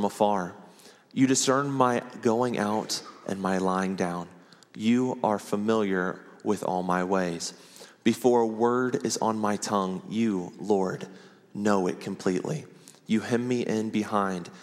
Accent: Ohio, United States; moved away as an adult; now in Oklahoma City, United States; we moved our family to Ohio. I ended up spending 26 years there

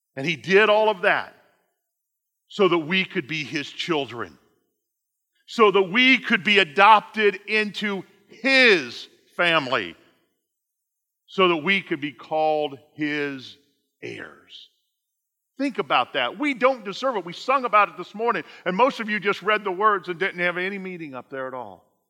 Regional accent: Indiana, United States; I'm from Indiana.

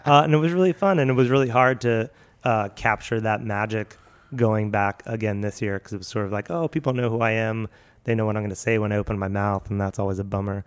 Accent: Philadelphia, Pennsylvania, United States; moved away; also born or lived in Seattle; I'm from Philly

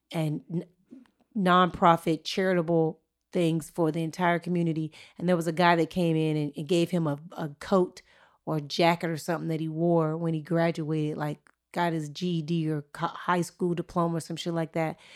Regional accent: Inglewood, California, United States; I'm from Inglewood.

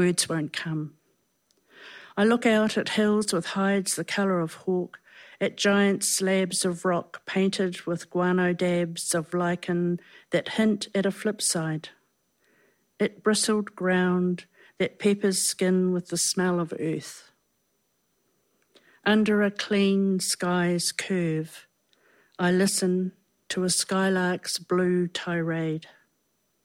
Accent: Tuatapere, Southland, New Zealand; I was born in Southland, Tuatapere

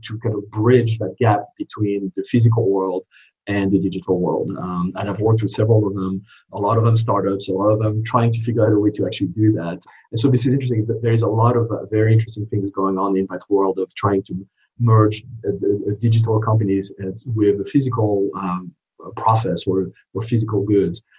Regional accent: France; English is a second language; moved away as an adult; also born or lived in East Coast, United States; now in United States; I didn't grow up in this country. I grew up in France, uh, but went to business school uh, on the East Coast um, and decided to stay and become a citizen at a later date

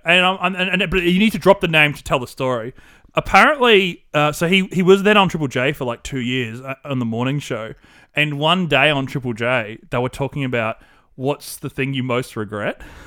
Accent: Australia; accent: classic Australian bogan with a twinge of wog

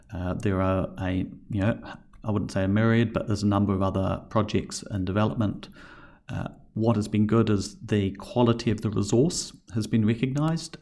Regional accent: New Zealand; now in Australia; as a Kiwi

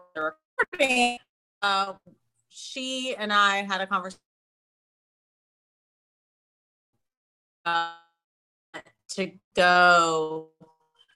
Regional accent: Spartanburg, South Carolina, United States; now in Washington, D.C., United States; I'm originally from Spartanburg, South Carolina, which is a smaller town right next to Greenville, South Carolina

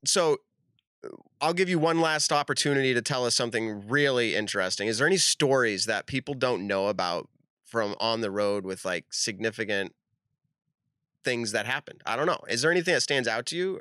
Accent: Leicester, Massachusetts, United States; I'm from Leicester

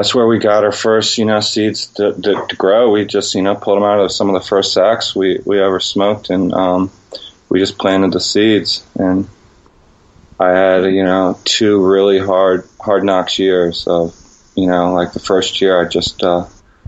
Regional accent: Northern Virginia, United States; Where I grew up in Northern Virginia was a high-stress area

